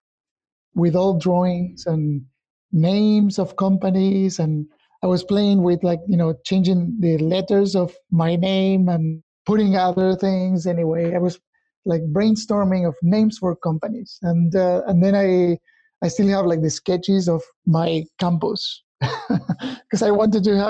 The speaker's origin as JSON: {"language": "English", "country": "Argentina", "tie": "born or raised there", "also_born_or_lived": "Pacific Northwest, United States", "moved": "as an adult", "lives_now": "United States", "said": "I was born in Argentina many years ago. I moved to the US in late 2003 with my family."}